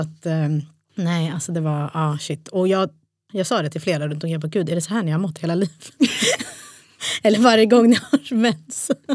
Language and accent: Swedish; Stockholm, Stockholm County, Sweden; ursprung Eritrea. Båda mina föräldrar är från Eritrea. Och stad Stockholm.